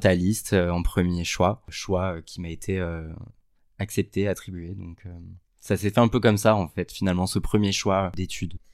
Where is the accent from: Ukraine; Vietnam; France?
France; Sète, Occitania; j'ai grandi à Sète, qui est une ville, une petite ville dans le sud